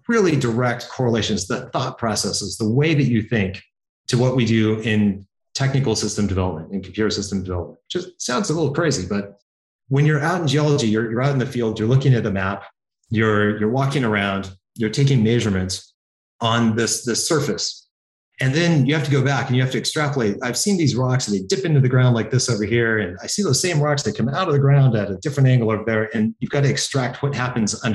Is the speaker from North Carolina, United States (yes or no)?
no; Healdsburg, California, United States; moved away; I grew up in small town, Northern California